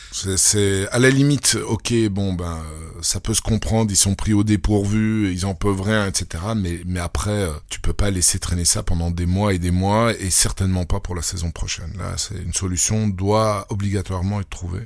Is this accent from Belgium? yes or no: yes; Belgium; accent: Belgian; mon accent belge